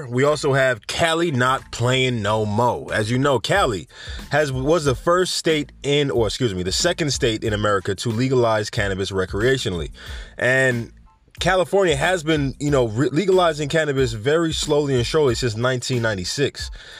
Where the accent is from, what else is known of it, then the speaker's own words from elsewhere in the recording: Jamaica; Anyway, we have Jamaica, my home country. I don't know why I said home country in a country accent.